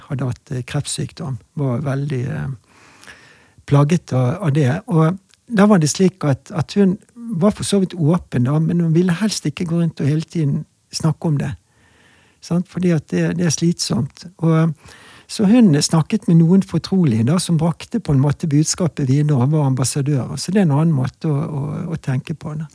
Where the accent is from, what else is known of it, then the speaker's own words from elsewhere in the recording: Bergen, Vestland, Norway; jeg er bergenser